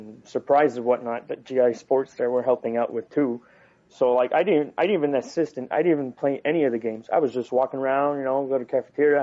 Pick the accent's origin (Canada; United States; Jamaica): Canada; We are Canadian